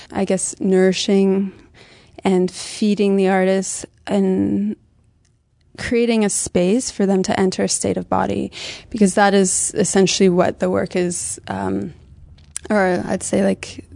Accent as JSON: {"language": "English", "town": "London", "region": "Ontario", "country": "Canada", "moved": "yes", "lives_now": "Montreal, Canada", "said": "I'm from London, Ontario. I've been in Montreal, it's 10 years now"}